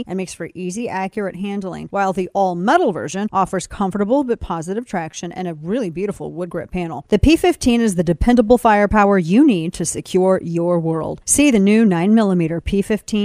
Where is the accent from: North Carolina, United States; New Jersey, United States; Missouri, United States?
Missouri, United States; moved away as an adult; now in Texas, United States; I was born and raised in Missouri